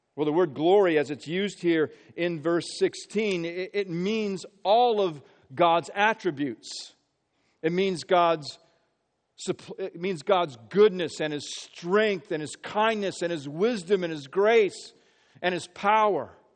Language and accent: English; Marion, Indiana, United States; also born or lived in Peoria, Illinois / Philadelphia area; now in Philadelphia, United States; we moved to, to Central Indiana, grew up in Marion, Indiana